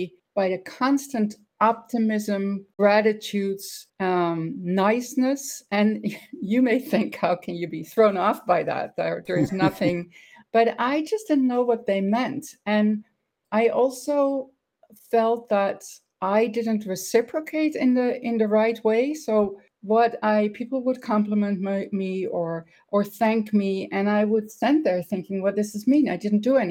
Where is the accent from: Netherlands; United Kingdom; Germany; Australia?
Netherlands; English is a second language; moved away as an adult; also born or lived in Italy / Bosnia / United States; I grew up in the Netherlands, and I pretty much was there until I was about 30 years old.